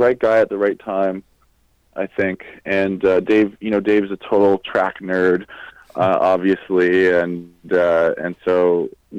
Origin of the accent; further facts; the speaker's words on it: Hamilton, Ontario, Canada; moved away as an adult; also born or lived in Dartmouth; now in Guelph, Canada; I'm from Hamilton